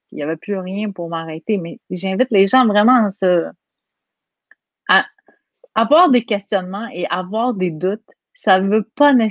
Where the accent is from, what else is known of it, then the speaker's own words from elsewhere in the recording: Quebec, Canada; accent: Quebec; Quand je parle en France, j'ai un accent du Québec. Donc, moi, je suis habituée, j'ai un accent, point.